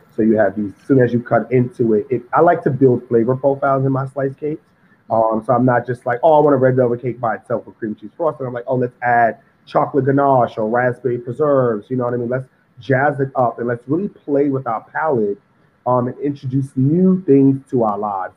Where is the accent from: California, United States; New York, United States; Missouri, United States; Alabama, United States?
New York, United States; New York City; Growing up in Harlem, I'm from Harlem, Sugar Hill, 148th and Convent